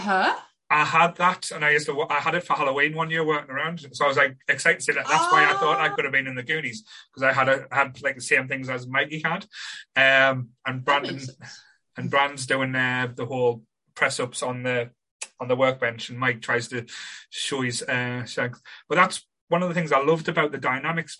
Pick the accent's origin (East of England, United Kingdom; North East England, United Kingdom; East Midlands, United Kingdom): North East England, United Kingdom; Sunderland; I grew up in a place called Ryup, which is a little old mining village